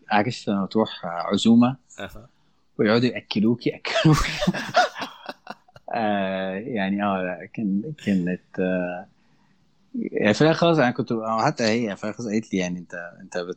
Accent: Egypt; also born or lived in Gulf; تربيت في الخليج في مدرسه كانت مينلي شوام ف... فما كانش عندي مع... وما زال ما عنديش انا مراتي مش مصريه

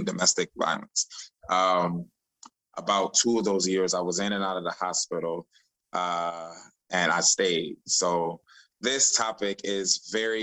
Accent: Chicago, Illinois, United States; moved away as an adult; also born or lived in Tampa, Florida; I'm from Chicago. And I moved down to Tampa for college in 2010

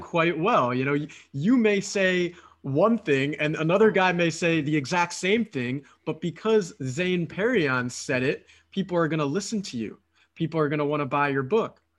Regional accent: Philadelphia, Pennsylvania, United States; moved away as an adult; now in Romania; I'm originally from Philadelphia, from the United States

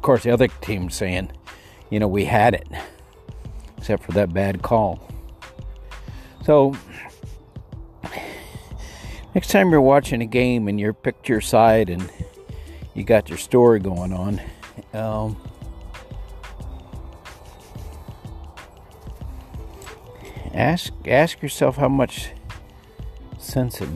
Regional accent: El Paso, Texas, United States; I grew up in Texas in El Paso

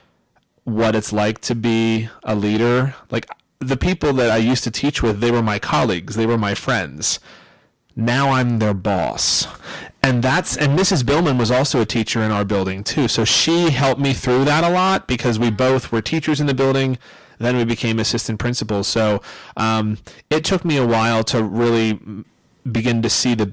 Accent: Pittsburgh, Pennsylvania, United States; moved away; I'm originally from Pittsburgh

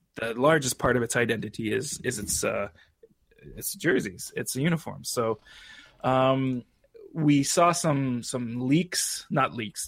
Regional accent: Canada; as a Canadian

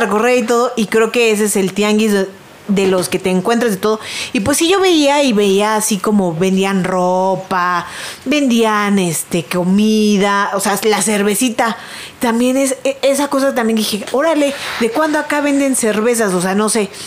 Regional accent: Mexico City, Mexico; Yo soy de Coyoacán.

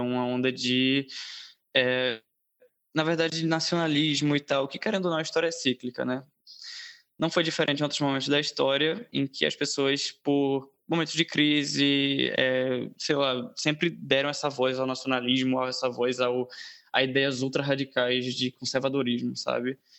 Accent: Brazil; also born or lived in Recife; tenho 19 anos, brasileiro

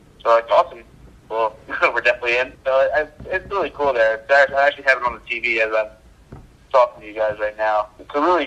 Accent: Long Island, New York, United States; I'm from Long Island

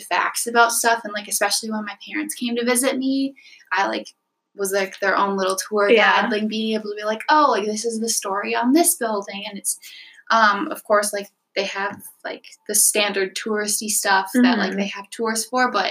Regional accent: Midwest, United States; just being from Midwest

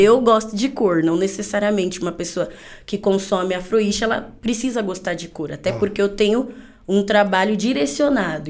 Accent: São Paulo, Brazil; tenho 28 anos, sou paulista da Gema

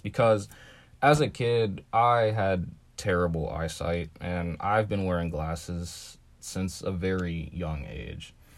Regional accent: Ohio, United States; as a black kid in Ohio

